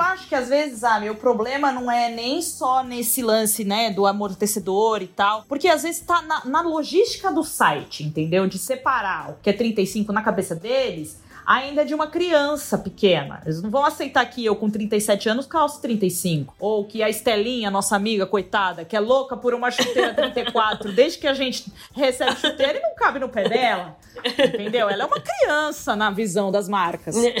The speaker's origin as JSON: {"language": "Portuguese", "region": "São Paulo", "country": "Brazil", "tie": "born or raised there", "said": "uma escolinha lá no Tatuapé Querido, onde eu me criei, lá na Zona Leste."}